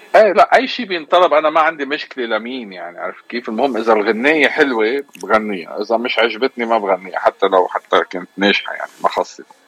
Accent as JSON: {"language": "Arabic", "country": "Lebanon", "also_born_or_lived": "Egypt", "moved": "as an adult", "lives_now": "Houston, United States", "said": "انا بالاغتراب عن لبنان صار لي كثير يعني 30 سنه 32 سنه تقريبا"}